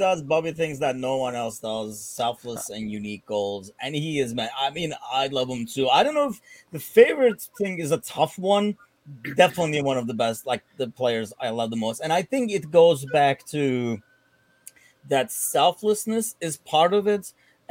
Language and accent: English; Istanbul, Turkey; went and played for Fenerbahce in Turkey, you know, like my hometown club.